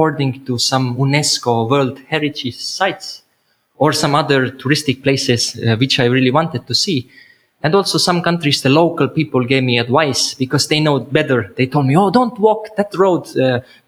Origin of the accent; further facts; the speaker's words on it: Estonia; moved away as an adult; I had my own house in Estonia, in my home country